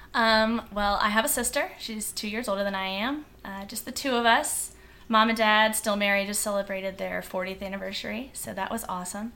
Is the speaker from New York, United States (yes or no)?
no; Virginia Beach, Virginia, United States; Virginia Beach. Born, raised, Virginia Beach